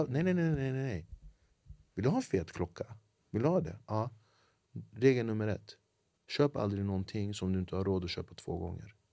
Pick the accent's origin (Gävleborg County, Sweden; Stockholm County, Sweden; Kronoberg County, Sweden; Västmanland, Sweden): Stockholm County, Sweden; Flemingsberg; Jag är född och uppvuxen i Flemingsberg